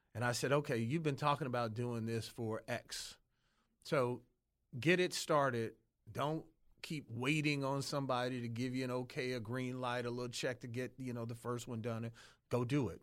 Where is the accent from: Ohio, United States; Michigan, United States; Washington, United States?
Michigan, United States; Detroit; I grew up in Detroit.